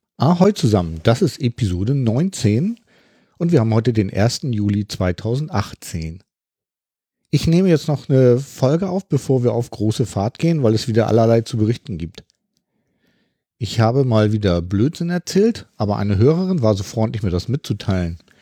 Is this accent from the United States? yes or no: no; Hamburg, Germany; ich bin ja aus dem Norden von Hamburg